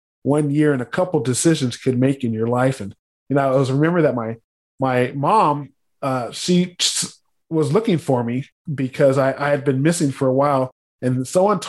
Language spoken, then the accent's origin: English; San Diego, California, United States; I was born in San Diego.